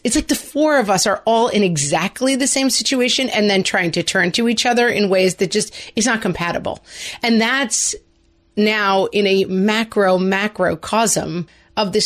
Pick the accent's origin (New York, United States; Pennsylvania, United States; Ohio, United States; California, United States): New York, United States; as New Yorkers